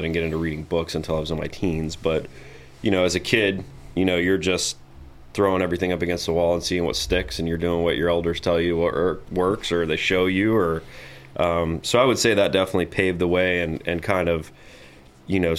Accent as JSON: {"language": "English", "town": "Tarpon Springs", "region": "Florida", "country": "United States", "tie": "born or raised there", "said": "as you said, I grew up in Tarpon Springs. It's a very small community, um, you know, built around a river."}